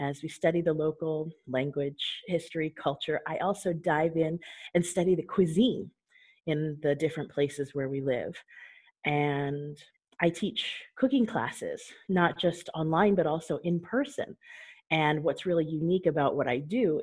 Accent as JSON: {"language": "English", "region": "Southern California", "country": "United States", "tie": "born or raised there", "also_born_or_lived": "Japan", "moved": "as an adult", "lives_now": "Albania", "said": "going to Montessori preschool where I grew up in Southern California"}